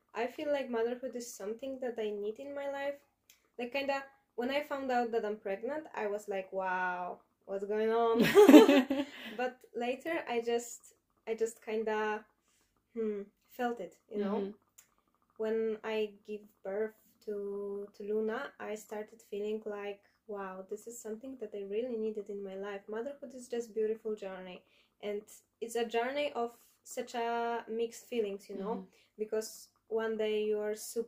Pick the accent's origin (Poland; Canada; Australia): Poland; I'm from Poland